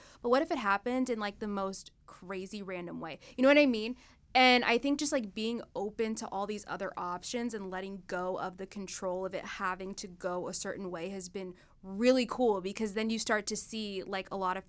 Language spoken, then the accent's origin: English; Dallas, Texas, United States; Tex-Mex, enchiladas, you know, Texas girl queso.